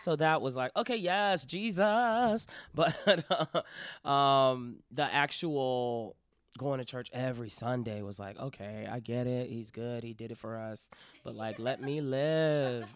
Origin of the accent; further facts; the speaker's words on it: Miami, Florida, United States; I'm from Miami, Florida